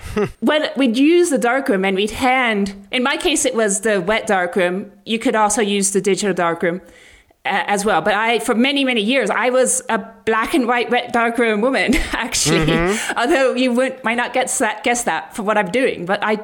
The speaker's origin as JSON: {"language": "English", "country": "Mali", "tie": "born or raised there", "said": "And especially because I had experience growing up in Muslim countries like Mali"}